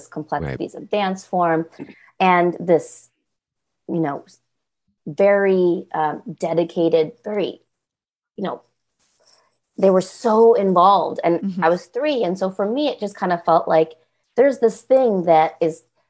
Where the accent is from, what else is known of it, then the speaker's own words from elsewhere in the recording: Minneapolis, Minnesota, United States; I was born in Minneapolis